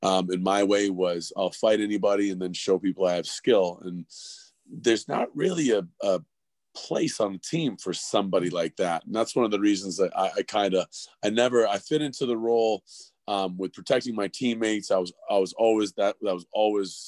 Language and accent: English; Calgary, Alberta, Canada; also born or lived in Toronto; I was born in Toronto, but I was raised in Calgary.